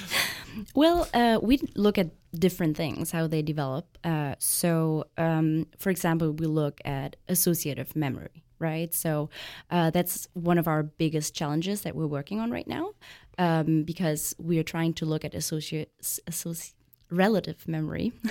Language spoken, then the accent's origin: English; Germany; I'm actually from Germany